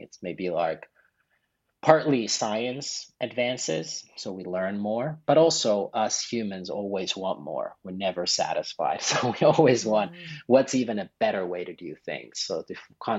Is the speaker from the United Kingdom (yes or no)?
no; Finland; moved away; also born or lived in Paris, France; I'm originally from Finland. So I'm a 13th generation family farmer. So I grew up on a farm